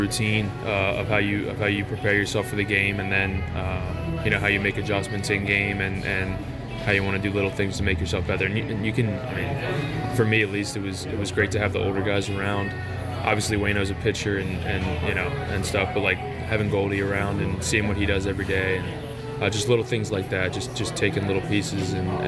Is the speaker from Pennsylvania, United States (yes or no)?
yes; Philadelphia, Pennsylvania, United States; moved away; I'm from the other side of PA. I'm from Philadelphia